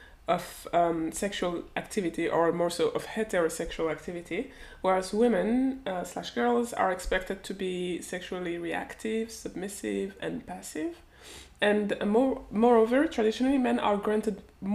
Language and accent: English; Switzerland; growing up in Switzerland like a couple decades ago now